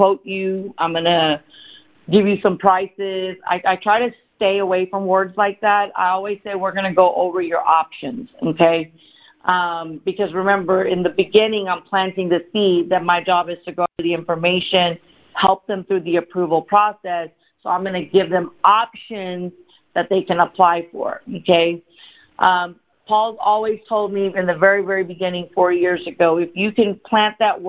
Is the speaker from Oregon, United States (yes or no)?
no; Dallas, Texas, United States; also born or lived in India; I was born in India, and I came to America when I was 4 years old. I was raised by my single father, and I grew up in Dallas, Texas